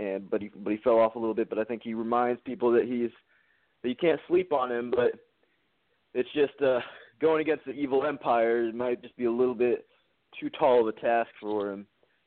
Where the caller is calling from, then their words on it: just outside of Houston, Texas, United States; I'm calling from Texas, just outside of Houston.